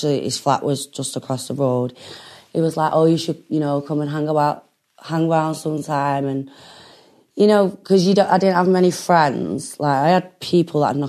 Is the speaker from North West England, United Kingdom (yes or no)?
yes; Manchester, North West England, United Kingdom; also born or lived in Dún Laoghaire, Dublin, Ireland; even though I was from Clayton, I never chilled in Clayton